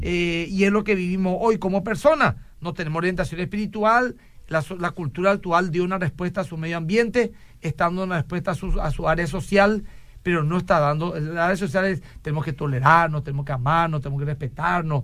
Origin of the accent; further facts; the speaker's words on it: Paraguay; lo que somos nosotros los paraguayitos